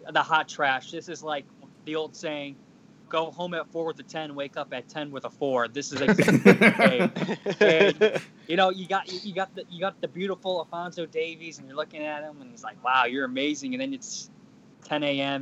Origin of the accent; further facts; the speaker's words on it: Chicago, Illinois, United States; I'm from Chicago